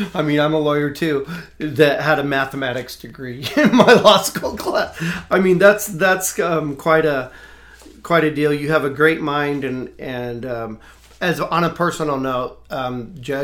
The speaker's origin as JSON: {"language": "English", "town": "Las Cruces", "region": "New Mexico", "country": "United States", "said": "we come from Las Cruces"}